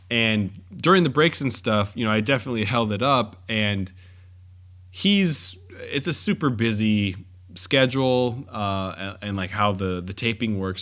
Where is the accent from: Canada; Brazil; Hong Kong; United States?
United States; Southern California; I grew up in Southern California. Disneyland was, you know, more or less in my backyard growing up